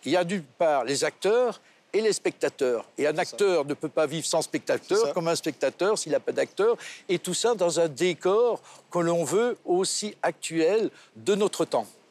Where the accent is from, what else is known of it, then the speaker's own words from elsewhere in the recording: Belgium; now in Monaco; Je suis belge aussi